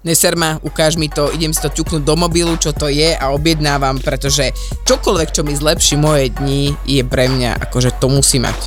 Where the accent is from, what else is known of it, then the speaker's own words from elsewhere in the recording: Slovakia; aký sme my Slováci